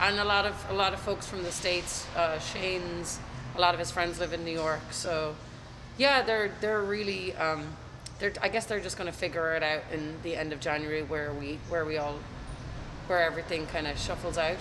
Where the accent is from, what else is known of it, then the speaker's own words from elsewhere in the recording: County Meath, Ireland; accent: Limerick; also born or lived in Limerick; we moved to County Meath which is just north of Dublin but where we lived um, was pretty close to the Dublin border